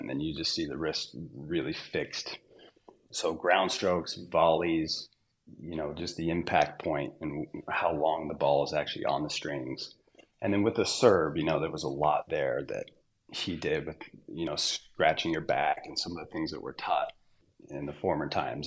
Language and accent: English; Southern Utah, United States; also born or lived in Southern California / Orange County, California; When I was four years old, we moved to Southern Utah